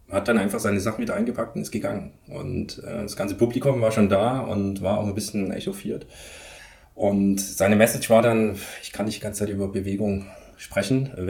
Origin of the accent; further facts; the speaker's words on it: Leipzig, Saxony, Germany; Ich wohne in Leipzig und das ist so ein bisschen meine Heimat, wo ich auch groß geworden bin, wo die bewegte Schule zu mir gekommen ist, äh, wo ich dann aufgewachsen bin praktisch.